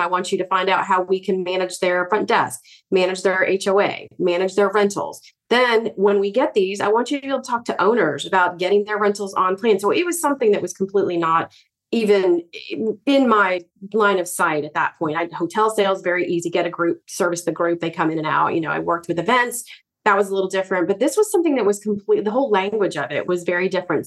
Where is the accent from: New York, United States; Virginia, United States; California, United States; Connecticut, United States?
Virginia, United States; Growing up in Virginia